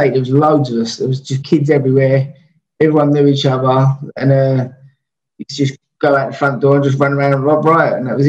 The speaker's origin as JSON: {"language": "English", "region": "London", "country": "United Kingdom", "tie": "born or raised there", "also_born_or_lived": "Dulwich", "said": "I've always lived in Peckham, but I was born in Dulwich Hospital."}